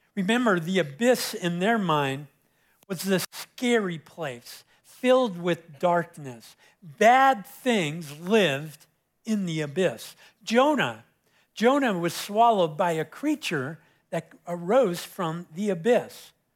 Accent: Southern California, United States; moved away; I was growing up in Southern California, uh, I, my beach was Huntington Beach, so I was about twenty or twenty-five minutes from Huntington

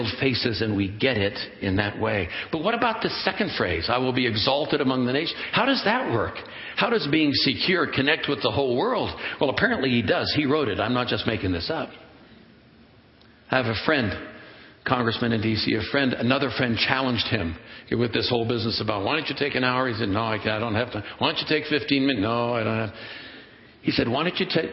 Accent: Oakland, California, United States; When I was a kid growing up in Oakland, California

